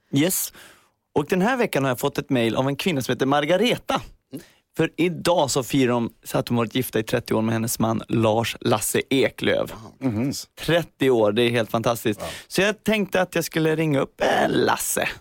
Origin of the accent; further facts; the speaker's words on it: Värmdö, Stockholm County, Sweden; ute på Värmdö där jag kommer ifrån.